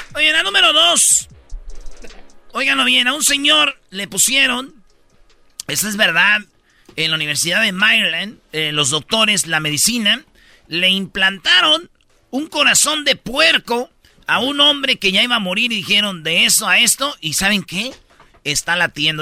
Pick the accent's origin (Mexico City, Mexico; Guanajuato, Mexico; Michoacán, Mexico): Michoacán, Mexico; Jiquilpan; allá en mi pueblo, en Jiquilpan, Michoacán